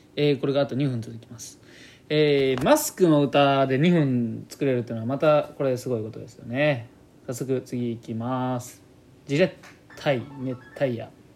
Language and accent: Japanese; Kani, Gifu, Japan; accent: Gifu accent; 岐阜県出身だからということで、岐阜県のどこになるんですかね。僕はまあカニの方の名古屋寄りなんですよ